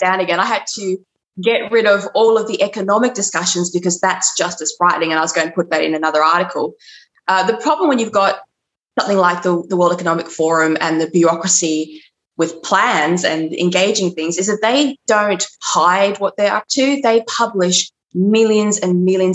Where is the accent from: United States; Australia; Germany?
Australia; Sydney, New South Wales; I hail from Sydney